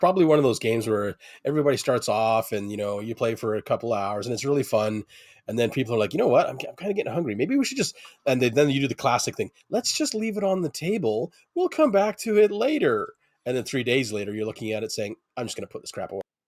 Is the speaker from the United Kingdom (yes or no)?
no; Canada; I'm very Canadian